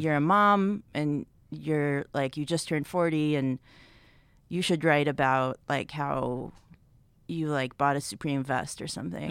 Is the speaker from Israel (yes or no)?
yes; Israel; now in United States; I'm from Israel originally